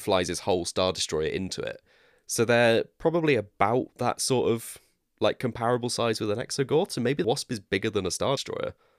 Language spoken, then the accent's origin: English; West Country, South West England, United Kingdom; accent: West Country; my West Country accent